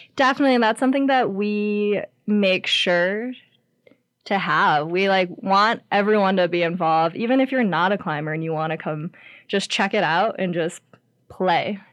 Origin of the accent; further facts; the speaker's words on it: Ohio, United States; moved away as an adult; now in Lander, United States; I grew up in Ohio